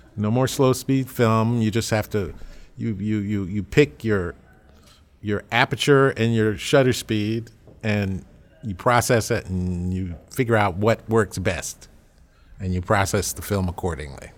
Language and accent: English; Berkeley, California, United States; moved away as an adult; also born or lived in Los Angeles / Harlem, New York; now in New York, United States; when I grew up in Berkeley